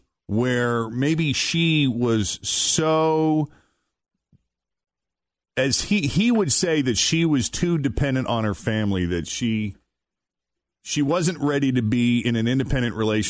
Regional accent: Boston, Massachusetts, United States; moved away as an adult; now in Cincinnati, United States; I'm originally from Boston, and I've lived here for 16 years

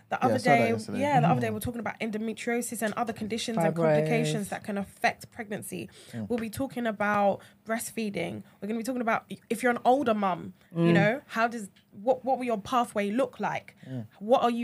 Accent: Nigeria; We're not South Asian. We're African. We're Nigerian, you know.

